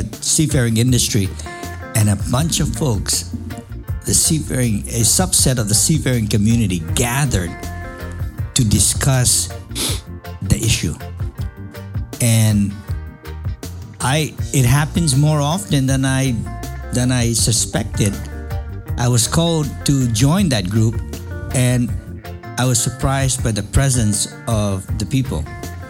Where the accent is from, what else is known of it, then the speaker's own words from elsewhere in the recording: San Diego, California, United States; I'm from San Diego